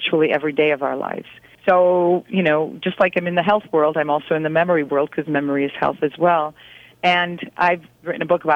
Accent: Midwest, United States; I'm a girl from the Midwest

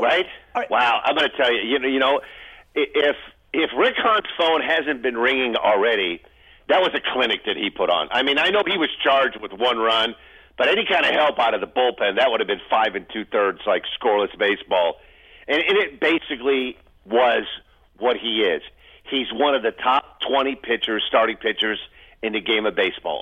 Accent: Northwest Indiana, United States; moved away; also born or lived in Crown Point, Indiana / Clifton, New Jersey; When you grew up in Northwest Indiana, you're used to snow

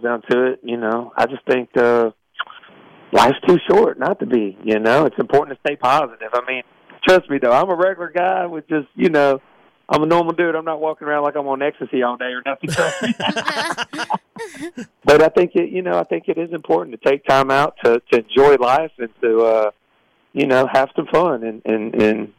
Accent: Georgia, United States; also born or lived in Texas; I was born in Texas, but I was raised in Georgia

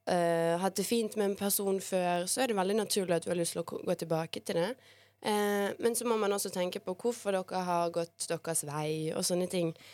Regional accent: Bosnia & Herzegovina; now in Norway; Jeg har vært i hjemlandet mitt, i Bosnia. Var der faktisk i nesten tre uker.

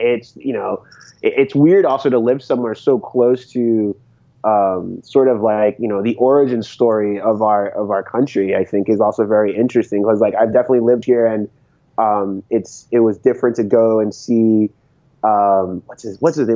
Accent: Connecticut, United States; also born or lived in San Francisco Bay Area; now in Boston, United States; I grew up in New England, so I spent time growing up in Connecticut

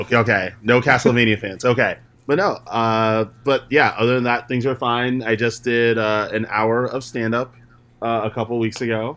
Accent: New York, United States; we're both from New York

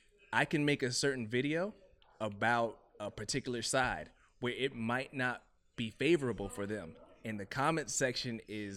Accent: Miami, Florida, United States; also born or lived in Ohio / Atlanta; My favorite thing about Miami, man, is home.

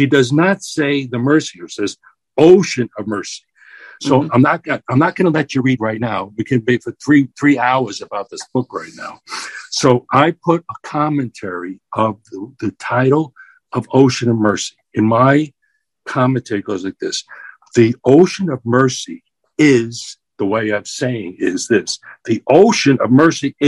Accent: New York City, New York, United States; I'm a New Yorker

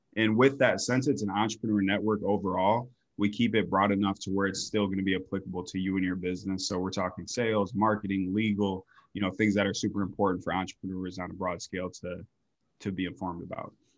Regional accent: Grand Rapids, Michigan, United States; moved away as an adult; now in Phoenix, United States; I came from Michigan originally, like Grand Rapids area

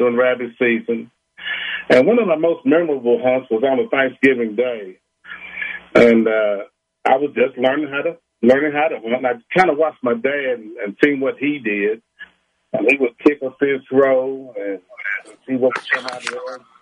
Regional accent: Richmond, Kentucky, United States; I'm from Richmond, Kentucky, born and raised here all my life.

